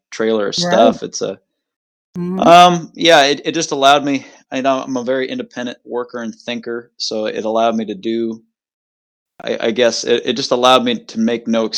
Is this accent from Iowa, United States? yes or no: yes; Elkhart, Iowa, United States; also born or lived in Polk City, Iowa; I'm from Elkhart, Polk City, Iowa. I grew up in a couple different places, just, you know, about 7 minutes from each other.